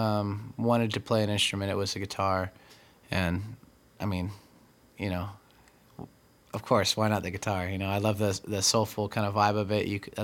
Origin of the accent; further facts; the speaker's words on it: Tri-Cities, Washington, United States; also born or lived in California / Texas / Colorado / Okinawa; I was born in California, and then we moved to Texas, and then we moved to Colorado, and then we moved to Okinawa, and then we came back to New Mexico, and two places in New Mexico, and then we eventually moved to Washington